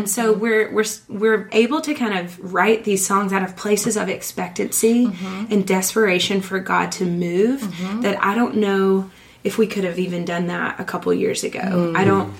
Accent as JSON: {"language": "English", "region": "the South", "country": "United States", "tie": "born or raised there", "said": "growing up in the South, when you go to revival, it's like a ham breakfast, and repent"}